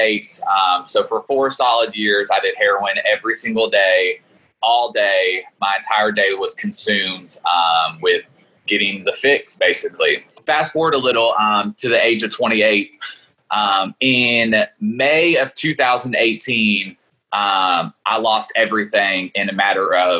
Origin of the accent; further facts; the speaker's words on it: Lexington, Kentucky, United States; I'm born and raised in Lexington, Kentucky.